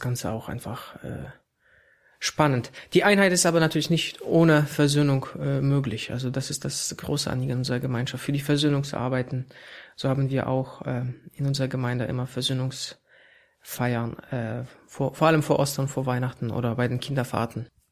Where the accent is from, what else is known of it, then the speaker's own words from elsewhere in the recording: Poland; moved away as an adult; also born or lived in Warsaw; now in Berlin, Germany; ich als Pole äh, hier in Deutschland arbeite